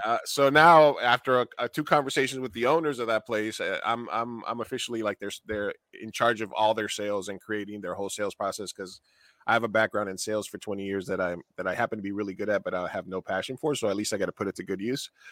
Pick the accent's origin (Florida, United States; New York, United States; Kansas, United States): New York, United States; I grew up in New York, and I grew up a lot around the theater